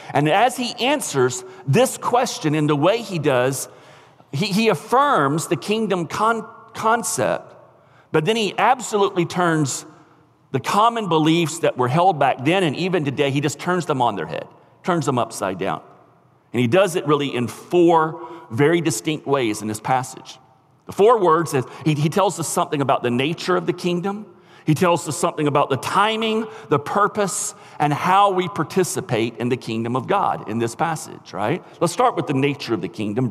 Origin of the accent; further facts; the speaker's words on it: United States; as American Christians